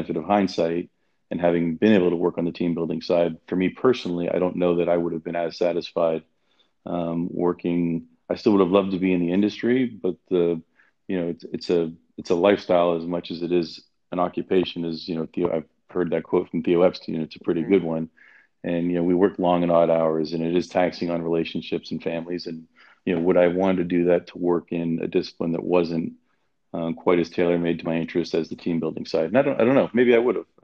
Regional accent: Toronto, Ontario, Canada; moved away as an adult; also born or lived in Athens, Ohio / New York; now in United States; growing up in Toronto

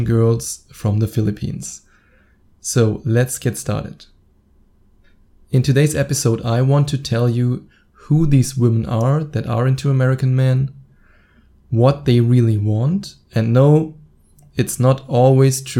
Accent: Germany; my home country, Germany

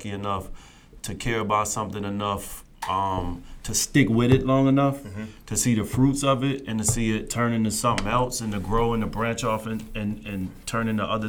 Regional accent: Cross, South Carolina, United States; also born or lived in Charleston, South Carolina / Holly Hill, South Carolina / Florence, South Carolina; So really born in Cross, spent most of my, younger years in Cross, Utahville, Holly Hill. Then I moved to Florence where my mom and pop separated. Went to high school in Florence, graduated high school in Florence.

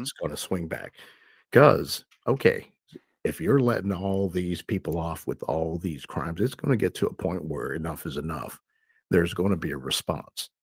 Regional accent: United States; I'm an American citizen

